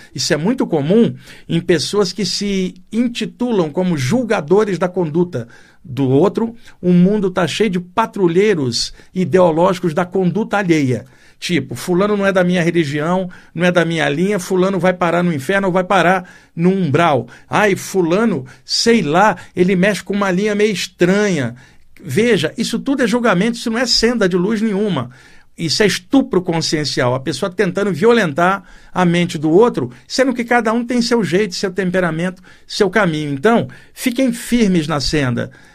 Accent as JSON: {"language": "Portuguese", "country": "Brazil", "said": "Deus me colocou aqui como brasileiro"}